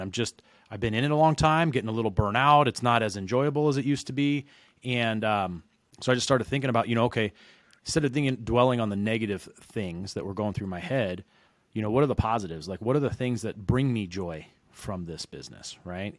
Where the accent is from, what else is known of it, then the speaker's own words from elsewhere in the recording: Reno, Nevada, United States; moved away as an adult; now in San Diego, United States; originally I'm from Reno, Nevada, which is where I started doing mortgages